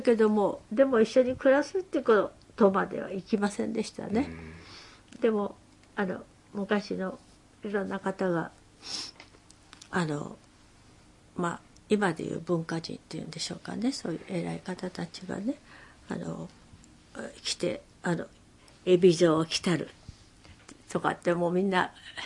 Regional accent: Tokyo, Japan; also born or lived in Numazu; 私の実家は本所っていうところにございまして

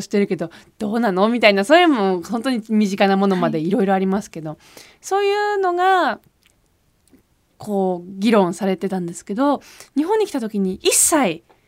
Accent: Switzerland; now in Japan; 自分の中でその日本のアイデンティティというのが、はい、スイスに住んでいながらも育ってきた

